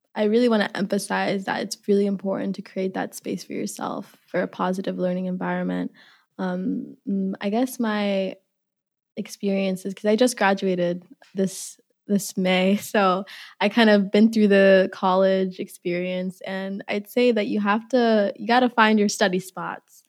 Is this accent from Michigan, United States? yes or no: no; Minneapolis, Minnesota, United States; also born or lived in Uganda; I'm from Minneapolis